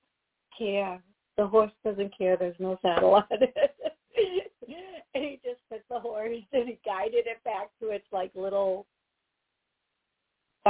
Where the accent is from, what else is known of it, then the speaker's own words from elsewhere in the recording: Wisconsin, United States; moved away; back to where I was born, the city I was born in Wisconsin.